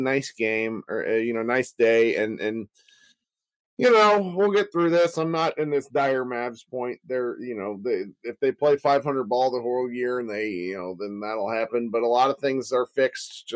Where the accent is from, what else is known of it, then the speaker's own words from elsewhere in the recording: Kansas City, United States; I was born in Kansas City